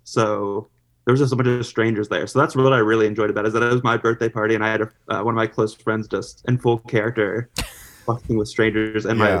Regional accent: Springfield, Ohio, United States; I'm also from Springfield, Ohio, which was 2013 saddest city in America.

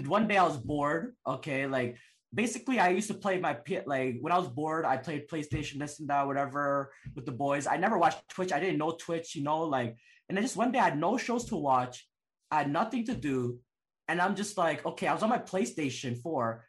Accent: Toronto, Ontario, Canada; also born or lived in Calgary; I was born Calgary, and oh. then I oh. lived in Toronto my whole life

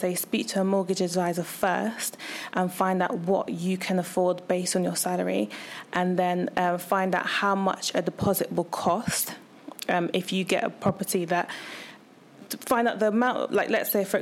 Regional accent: London, United Kingdom; moved away as an adult; now in Bristol, United Kingdom; I am originally from London.

